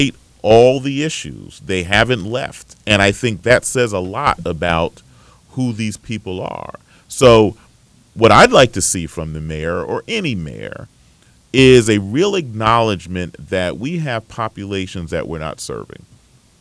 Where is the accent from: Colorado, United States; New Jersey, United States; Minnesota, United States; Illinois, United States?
New Jersey, United States; Bergen County; where I grew up in Bergen County